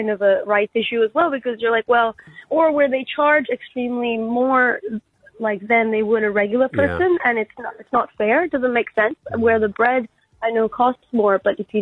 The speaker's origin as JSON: {"language": "English", "town": "Vancouver", "region": "British Columbia", "country": "Canada", "moved": "yes", "lives_now": "Brisbane, Australia", "said": "I'm actually from Vancouver, Canada. I live in Brisbane, but I'm from here originally and visiting my family after 2.5 years"}